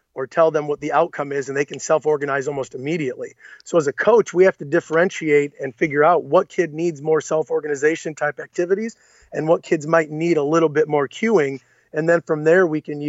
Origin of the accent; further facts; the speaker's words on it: Clyde, Ohio, United States; I moved back to my hometown in 2006 or seven